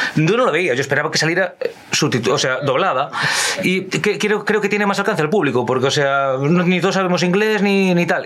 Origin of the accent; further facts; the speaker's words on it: Ourense, Galicia, Spain; yo que soy una persona de Orense